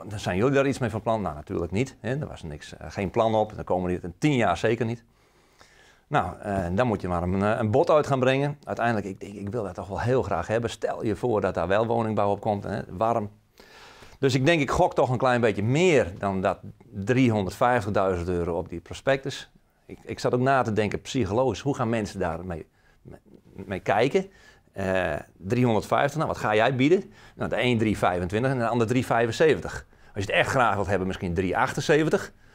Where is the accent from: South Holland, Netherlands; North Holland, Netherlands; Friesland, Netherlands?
Friesland, Netherlands; now in Emmeloord, Netherlands; ik ben eigenlijk een Fries die in Emmeloord woont op een mooie boerderij. mijn Friese roots, daar, ja, daar, ben ik nog steeds trots op